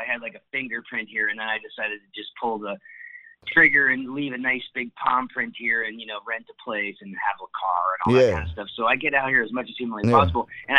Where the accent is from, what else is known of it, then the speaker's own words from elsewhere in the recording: Connecticut, United States; moved away; also born or lived in El Paso, Texas; I'm from Connecticut. Yeah, I'm from Connecticut originally, and then in 81 I moved to El Paso, Texas